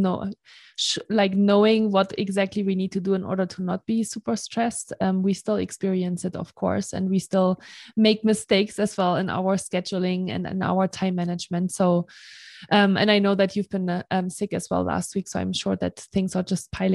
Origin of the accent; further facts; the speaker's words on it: Germany; moved away as an adult; also born or lived in Marseille, France; I am from Germany and I lived in France for 3 years in Marseille